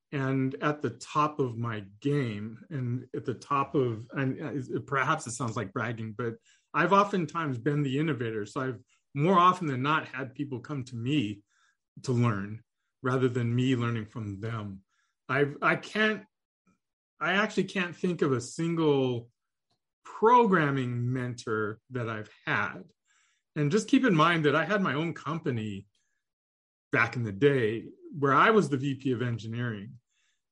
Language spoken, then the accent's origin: English; Southern California, United States; also born or lived in India; I grew up in the US and I grew up in Southern California